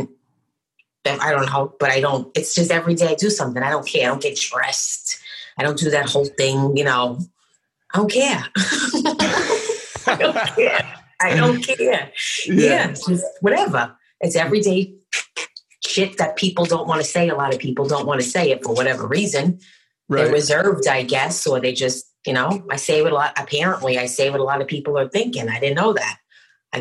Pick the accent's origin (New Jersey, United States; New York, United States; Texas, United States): New York, United States; New York City; moved away; I'm from Brooklyn